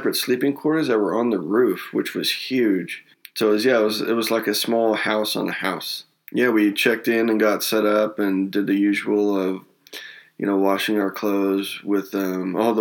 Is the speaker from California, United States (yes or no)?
yes; Northern California, United States; I grew up in Northern California